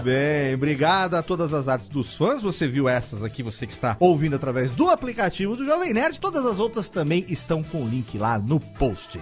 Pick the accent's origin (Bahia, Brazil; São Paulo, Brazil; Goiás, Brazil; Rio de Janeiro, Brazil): São Paulo, Brazil; Paulista; como bom paulista que sou